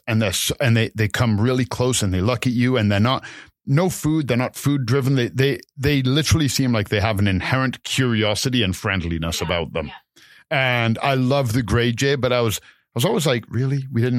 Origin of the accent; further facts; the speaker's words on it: England, United Kingdom; now in Canada; I love the fact that I come from England. I got a ton of friends and family there, but it's what makes a culture. And I love that. I love my English heritage, but I would never want to live back there. Canada is my home